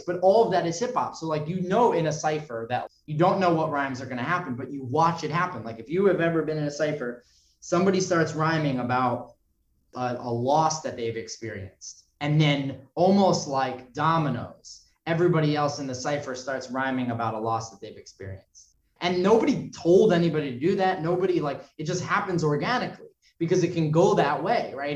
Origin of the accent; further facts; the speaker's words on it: New York City, New York, United States; I was raised in New York City